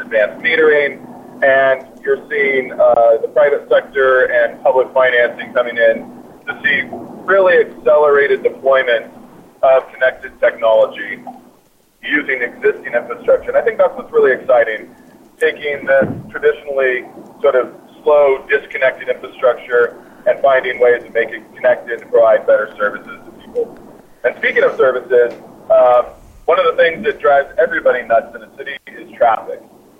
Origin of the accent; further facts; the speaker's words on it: Ireland; Well, I was just in Ireland, and I'm Irish, so it's pretty simple.